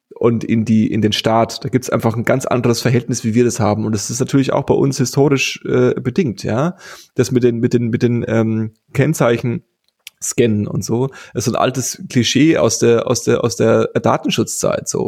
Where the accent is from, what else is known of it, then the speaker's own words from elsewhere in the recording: Germany; wir haben ja auch als Deutsche